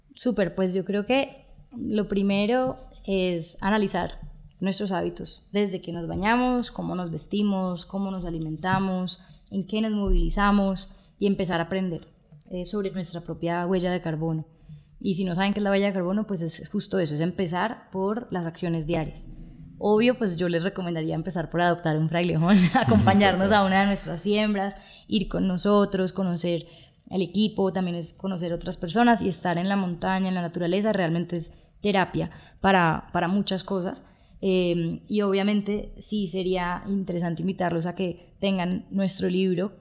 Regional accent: Colombia

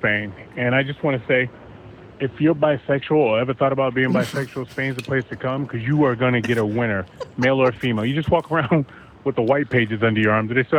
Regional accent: United States; I'm fucking American.

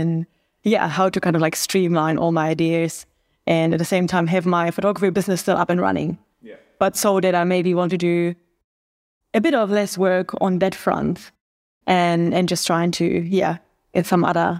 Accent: Germany; now in New Zealand; I'm a photographer from Germany based in New Zealand.

